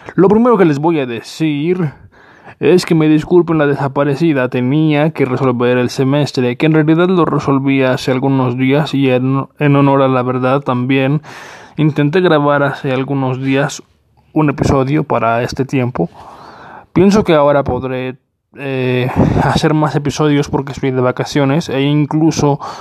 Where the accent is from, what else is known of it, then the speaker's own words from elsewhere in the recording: Mexico; en mi país, México